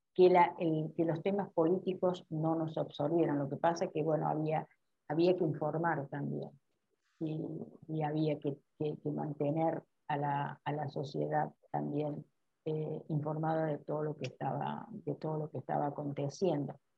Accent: Córdoba, Argentina; moved away; en mi, en mi, ciudad, en Córdoba, de donde yo soy

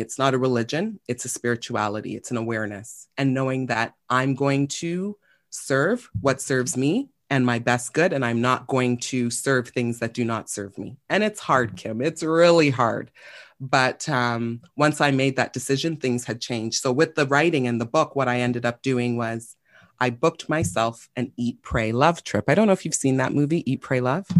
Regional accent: Toronto, Ontario, Canada; I was born and raised in Toronto, Scarborough specifically

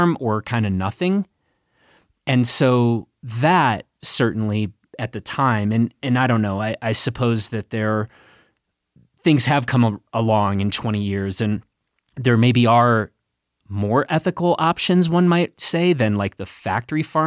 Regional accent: Chicago, Illinois, United States; a very, very happy meat eater growing up in Chicago

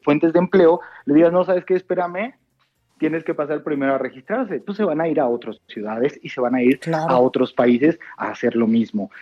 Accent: Mexico

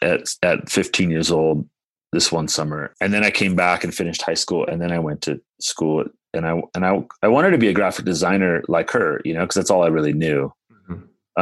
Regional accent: Pacific Grove, California, United States; also born or lived in Santa Cruz / Carmel / Chicago / San Francisco; I was actually grew up in this little town called Pacific Grove.

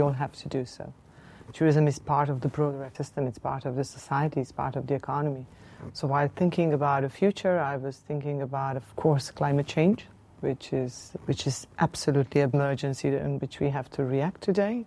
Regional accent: Ljubljana, Slovenia; I'm coming from Slovenia.

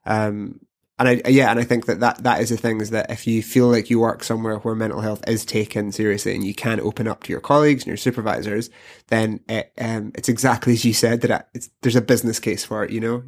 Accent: Glasgow, Scotland, United Kingdom; I'm from Glasgow

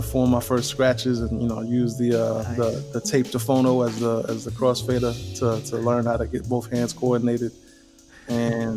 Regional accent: New York City, New York, United States; I grew up in Spanish Harlem, New York, which is, you know, the Upper East Side of Manhattan

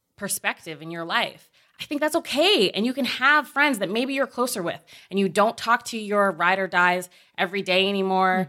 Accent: Oakville, Ontario, Canada; moved away; I grew up in Oakville, Ontario

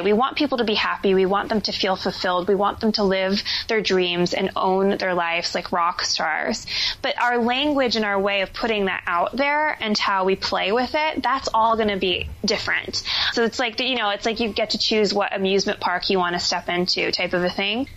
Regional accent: New Jersey, United States; moved away as an adult; also born or lived in Philadelphia; now in New York City, United States; I live in New York City now, but I was born and raised in New Jersey.

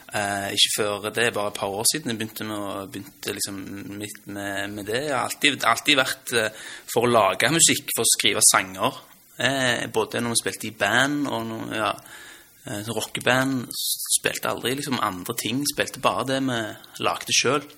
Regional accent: Stavanger, Rogaland, Norway; born or raised there; accent: Stavanger dialect; also born or lived in Lørenskog

